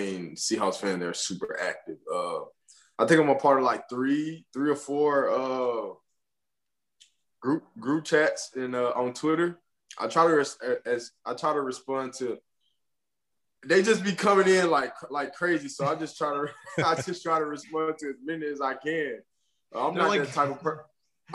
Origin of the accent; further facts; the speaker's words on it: Alabama, United States; I'm from Alabama